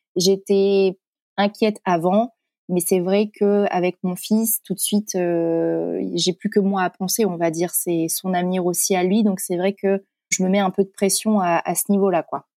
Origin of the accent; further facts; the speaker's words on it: Corrèze, Nouvelle-Aquitaine, France; moved away; also born or lived in Paris; Je suis originaire de la Corrèze.